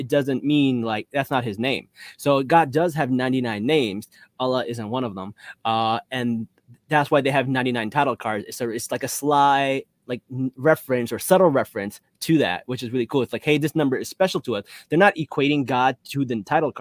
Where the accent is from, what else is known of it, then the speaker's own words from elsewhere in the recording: New Jersey, United States; I'm from Jersey